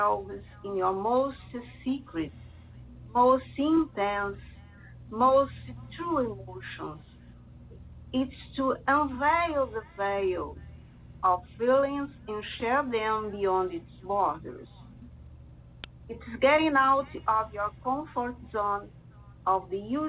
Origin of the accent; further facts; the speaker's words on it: Rio de Janeiro, Brazil; English is a second language; also born or lived in Italy; I was born in Italy, but I'm still a kid. My parents moved along to Brazil, where I'm living and working for a long time. So I'm nowadays a Brazilian